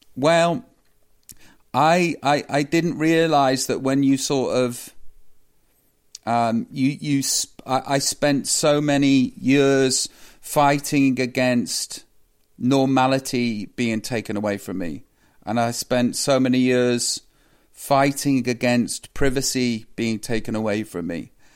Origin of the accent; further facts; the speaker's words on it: Stoke-on-Trent, West Midlands, United Kingdom; moved away; I come from Stoke. I love my hometown